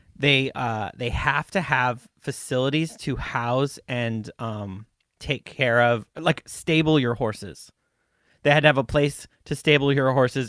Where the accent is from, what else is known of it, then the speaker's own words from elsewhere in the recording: Montana, United States; I was from Montana